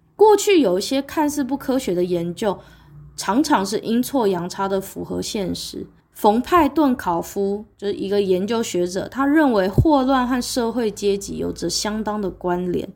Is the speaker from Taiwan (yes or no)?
yes; Taiwan; 我是在台湾，对不起，因为我，我是台湾人，一个亚热带国家，亚热带国家，北回归线穿过去的国家